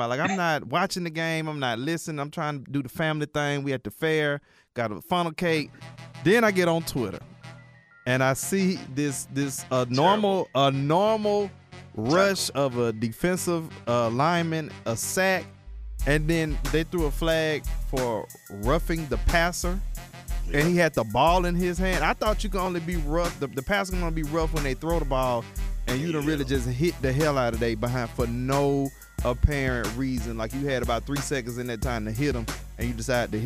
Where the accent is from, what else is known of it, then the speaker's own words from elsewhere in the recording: Atlanta, Georgia, United States; I'm from Atlanta.